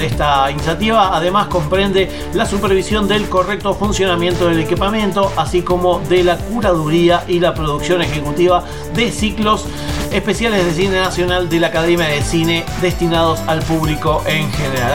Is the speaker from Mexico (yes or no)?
no; Argentina; nos llega el fandom aquí a nuestro país, bueno, a la Argentina